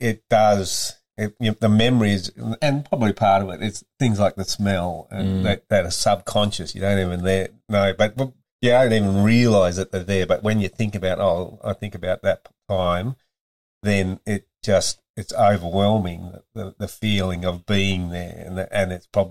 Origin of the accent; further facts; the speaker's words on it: Tasmania, Australia; moved away; This is the same soil from Tassie that I grew up on.